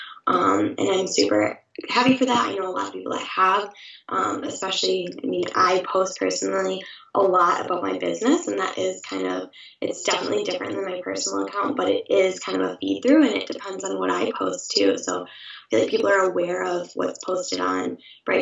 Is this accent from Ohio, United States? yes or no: no; Saginaw, Michigan, United States; I'm originally from Saginaw, Michigan